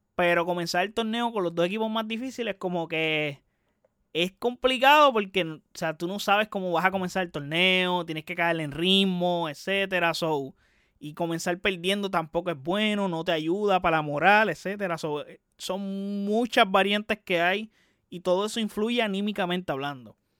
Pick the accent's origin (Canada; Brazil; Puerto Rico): Puerto Rico; soy puertorriqueño